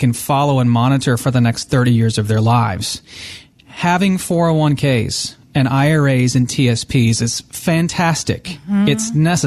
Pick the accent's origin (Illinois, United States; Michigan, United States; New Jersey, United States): New Jersey, United States; moved away; I was born in New Jersey, and I have a lot of family that still lives in New Jersey, in northern New Jersey